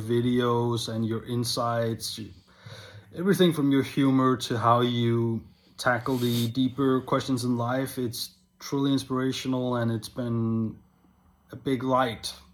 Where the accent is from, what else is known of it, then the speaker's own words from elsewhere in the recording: Denmark; I'm from Denmark